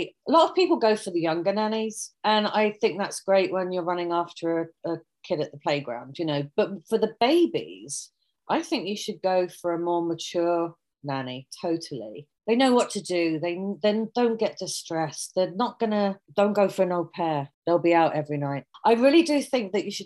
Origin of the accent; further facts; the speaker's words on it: United Kingdom; accent: British; moved away; I have the British accent